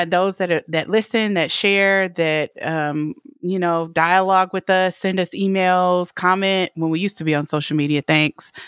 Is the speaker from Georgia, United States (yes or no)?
yes; Atlanta, Georgia, United States; now in Los Angeles, United States; my hometown. Atlanta